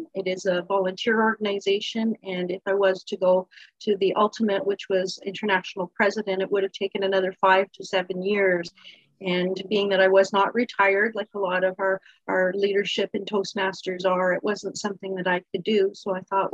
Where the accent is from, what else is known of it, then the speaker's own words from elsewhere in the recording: Niagara Falls, Ontario, Canada; I grew up in Niagara Falls. I was born in Niagara Falls, lived my whole life here